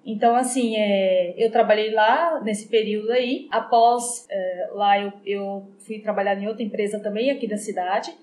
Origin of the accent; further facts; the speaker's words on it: Ipirá, Bahia, Brazil; now in Iracemápolis, Brazil; eu sou nascida em Pirá, no estado da Bahia, uhum. mas moro aqui em Iracemápolis desde 2001.